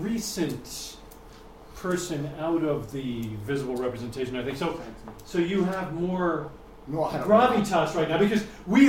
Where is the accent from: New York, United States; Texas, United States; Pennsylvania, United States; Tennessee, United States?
New York, United States; I mean, I'm from New York.